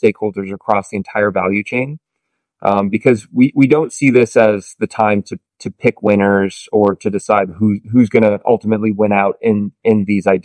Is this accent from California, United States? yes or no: yes; Santa Barbara, California, United States; I'm from Santa Barbara, California